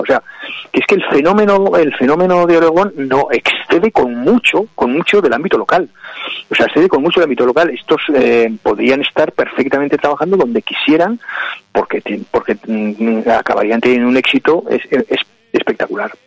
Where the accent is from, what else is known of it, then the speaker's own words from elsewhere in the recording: Aragon, Spain; yo como aragonés y como aragonesista